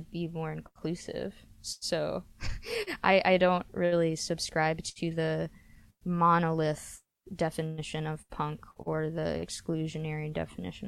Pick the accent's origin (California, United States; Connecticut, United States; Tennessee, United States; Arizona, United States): Tennessee, United States; Memphis; when I was growing up in Memphis